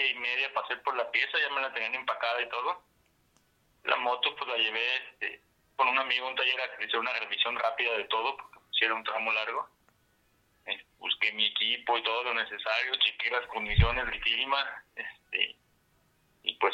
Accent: Mazatlán, Sinaloa, Mexico; now in Aguascalientes, Mexico; soy originario de Mazatlán, Sinaloa, pero vivo en Aguascalientes

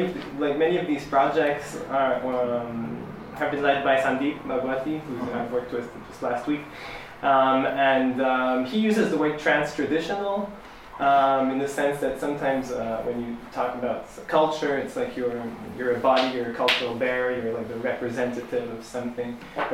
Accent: Senegal; So yeah, I'm from Senegal and I play the kora, but I do these like pop shows too.

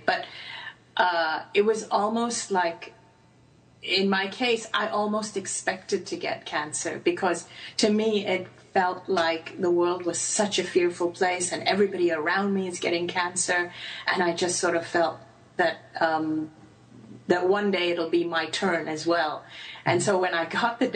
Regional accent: Hong Kong; I grew up in Hong Kong and went to a British school, but my parents are Indian

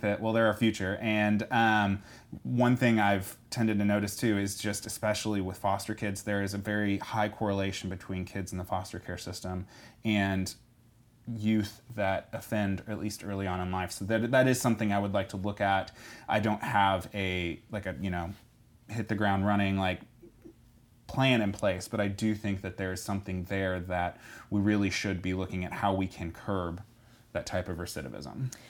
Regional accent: Edmond, Oklahoma, United States; also born or lived in Stillwater, Oklahoma; now in Tulsa, United States; born and raised in Edmond

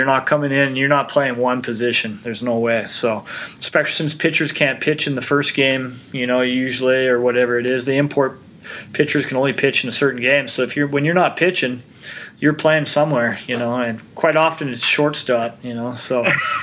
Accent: Canada; I'm Canadian.

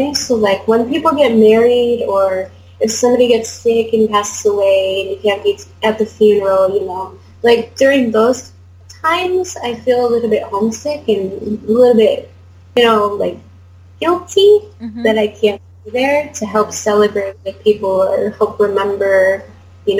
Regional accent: United States; moved away as an adult; now in South Korea; I'm from the US

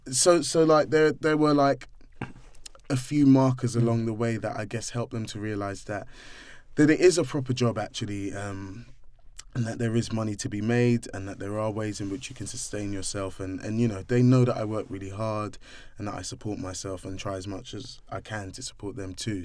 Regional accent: London, United Kingdom; also born or lived in Streatham; I grew up in Brixton

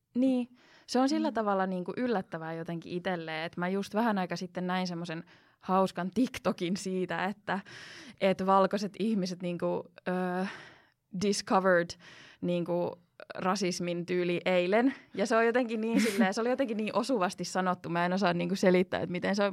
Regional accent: Finland; first language Finnish, Spanish, English

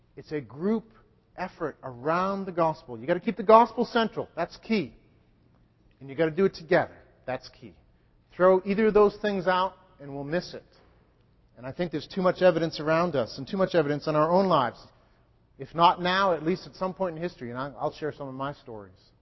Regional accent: New England, United States; I'm a New Englander.

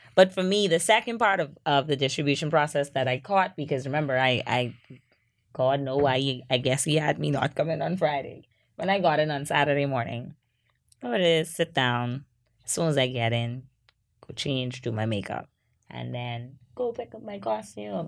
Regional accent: Freeport, Grand Bahama, Bahamas; I'm also from Freeport

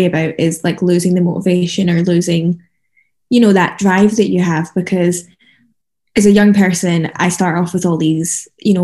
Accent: Scotland, United Kingdom; I come from Scotland

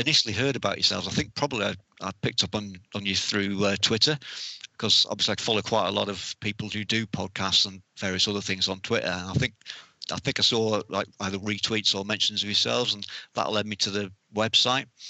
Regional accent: North West England, United Kingdom; also born or lived in North Wales / Haslingden; for most of my life, I've lived up in the, in the north of England.

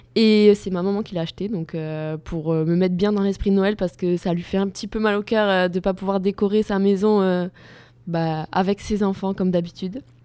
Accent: Gers, Occitania, France; Je viens du Gers

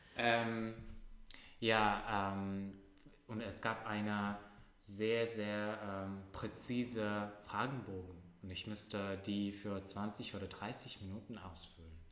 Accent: Russia; German is a second language; now in Germany; ich komme aus Russland

